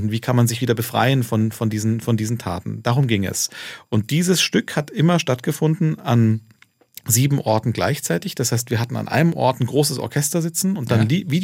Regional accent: Turkey; ob ich sozusagen als, als äh, äh ähm, Türke mit Migrationsgeschichte äh, äh, mich, also äh, mir vorstellen könnte

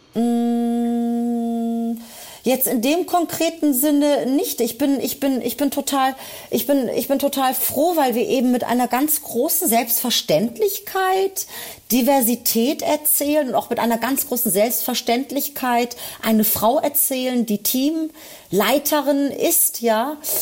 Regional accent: Berlin, Germany; also born or lived in Anatolia, Turkey (family roots); Berlin ist und bleibt meine Heimatstadt

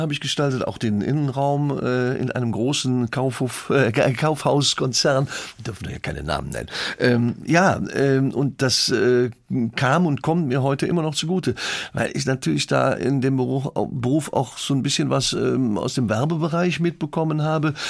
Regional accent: Leverkusen, North Rhine-Westphalia, Germany; in meinem Geburtsort gespielt, in Leverkusen-Schlebusch

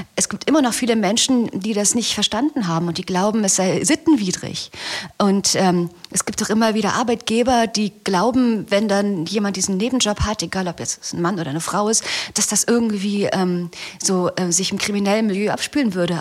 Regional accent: Berlin, Germany; ich komme aus Berlin

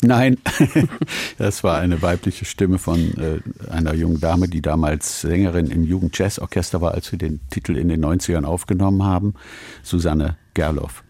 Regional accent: Cologne, North Rhine-Westphalia, Germany; moved away as an adult; also born or lived in Paris; Heimweh nach meiner Heimatstadt Köln

